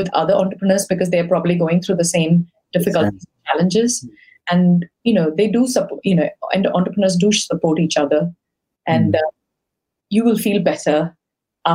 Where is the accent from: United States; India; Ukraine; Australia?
India; now in United Kingdom; I come from India